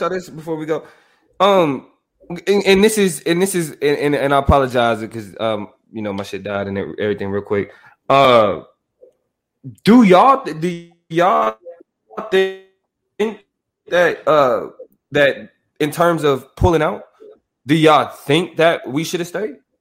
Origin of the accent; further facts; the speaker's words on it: United States; I'm an American citizen